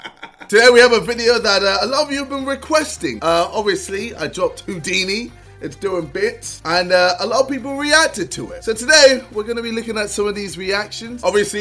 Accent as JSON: {"language": "English", "country": "United States", "said": "I'm American and I only know... one Wayne, and that's …."}